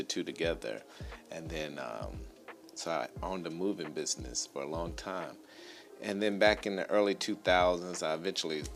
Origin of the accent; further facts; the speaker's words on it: Atlanta, Georgia, United States; also born or lived in East Point, Georgia; I'm a native of Atlanta.